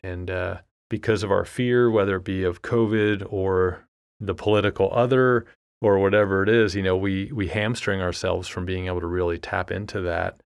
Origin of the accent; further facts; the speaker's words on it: United States; being American and a fourteen-year-old in, in the United States